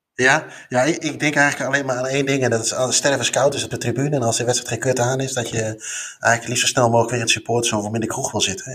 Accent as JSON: {"language": "Dutch", "country": "Netherlands", "said": "wij als Nederlanders"}